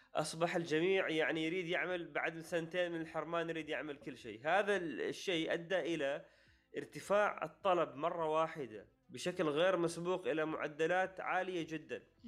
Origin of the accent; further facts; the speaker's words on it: Oman; نحن عندنا في عمان